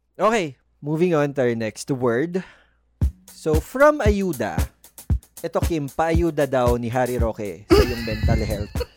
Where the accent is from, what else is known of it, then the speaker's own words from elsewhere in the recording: Philippines; meron sa atin bilang Pilipino